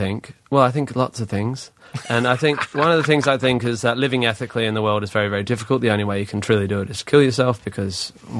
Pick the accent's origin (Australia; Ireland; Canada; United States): Australia; I'm from Australia